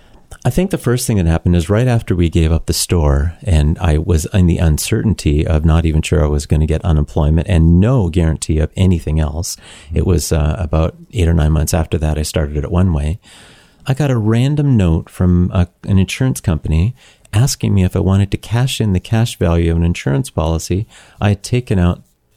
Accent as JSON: {"language": "English", "region": "Ontario", "country": "Canada", "tie": "born or raised there", "said": "we know we grew up in Niagara. It just hangs on the vine."}